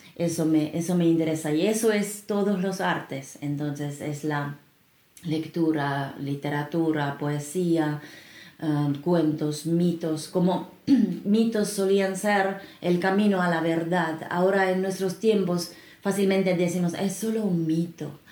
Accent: Finland; Spanish is a second language; now in Peru; Yo soy de Finlandia

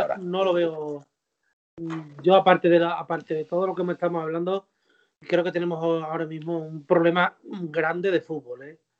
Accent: Don Benito, Extremadura, Spain; mi paisano, encima que es de mi pueblo, de aquí de Don Benito

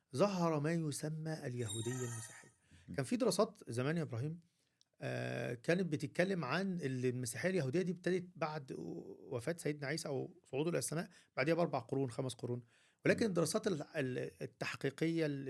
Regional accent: Egypt; عندنا في مصر

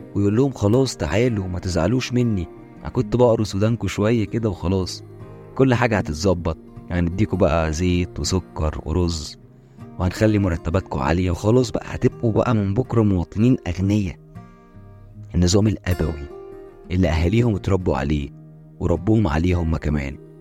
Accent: Egypt; عندنا إحنا كمصريين

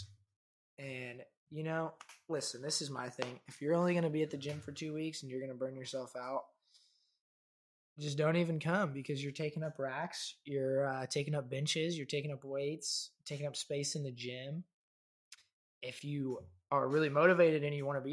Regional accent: Wellington, Kansas, United States; my hometown, Wellington, Kansas.

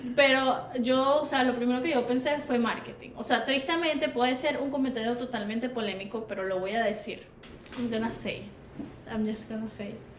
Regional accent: Venezuela; como venezolano

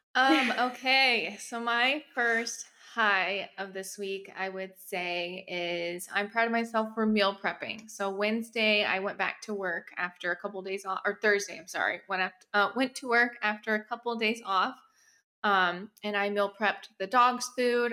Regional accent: Texas, United States; now in New York, United States; I currently live in New York, but I'm from Texas

